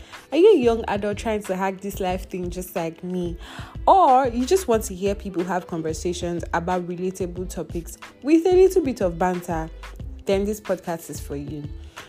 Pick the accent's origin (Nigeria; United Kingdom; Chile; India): Nigeria; I'm a Nigerian woman, a believer of God